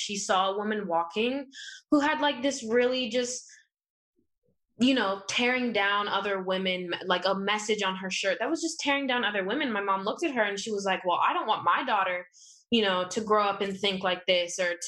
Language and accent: English; Los Angeles, California, United States; also born or lived in Inglewood / Santa Monica; I was born here in LA.